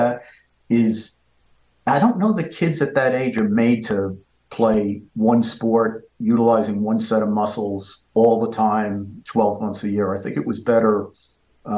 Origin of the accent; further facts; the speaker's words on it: New York City, New York, United States; moved away; I grew up in a place called Parkchester, which is basically an apartment complex in the Bronx